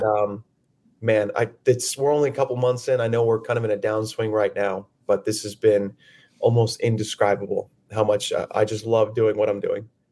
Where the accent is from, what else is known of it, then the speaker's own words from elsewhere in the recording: Phoenix, Arizona, United States; moved away as an adult; It's it's my hometown. I love, you know, the Phoenix Scottsdale area